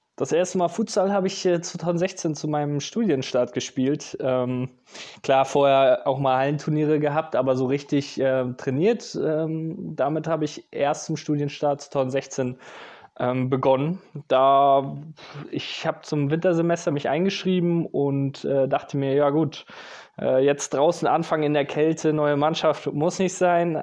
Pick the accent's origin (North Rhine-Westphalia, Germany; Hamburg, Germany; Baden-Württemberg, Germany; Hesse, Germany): Hamburg, Germany; moved away as an adult; now in Düsseldorf, Germany; in meiner Heimatstadt Hamburg